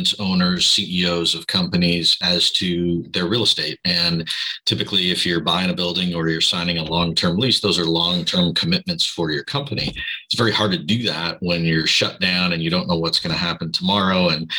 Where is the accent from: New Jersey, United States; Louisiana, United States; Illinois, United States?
Illinois, United States; Chicago; also born or lived in Southern California; now in Newport Beach, United States; I'm originally from Chicago, but I've lived here in Southern California for as long enough to be native